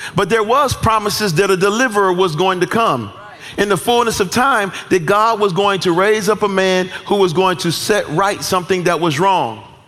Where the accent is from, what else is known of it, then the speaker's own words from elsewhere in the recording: United States; as American citizens